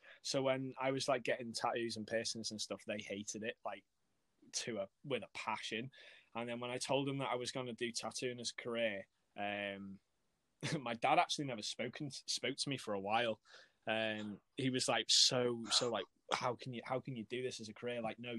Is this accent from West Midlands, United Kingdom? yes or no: no; Wales, United Kingdom; accent: a bit of a Yorkshire twang; also born or lived in Yorkshire; my accent's really cool, weird, because like, I'm from Wales, but I moved to Yorkshire for 4 years and then I moved back. So I've kind of got a bit of a Yorkshire twang, but because I'm from North Wales, I don't have that proper stereotypical Gavin and Stacey sort of accent.